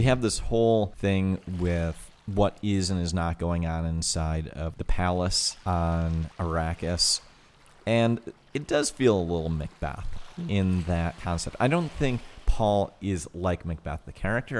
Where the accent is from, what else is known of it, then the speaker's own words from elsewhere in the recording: Toledo, Ohio, United States; where we grew up in Toledo, Ohio.